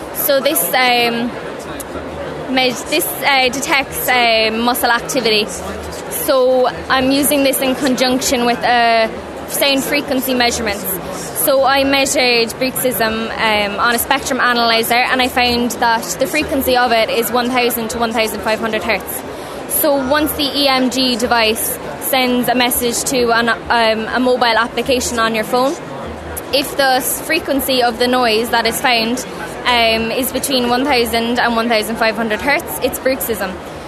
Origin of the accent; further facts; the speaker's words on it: Ballincollig, County Cork, Ireland; I'm from Clonmacnoise in Ballincollig, County Cork.